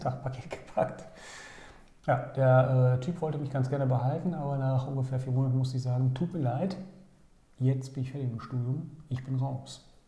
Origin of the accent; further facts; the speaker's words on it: Bochum, North Rhine-Westphalia, Germany; ich bin ja in Bochum-Werner aufgewachsen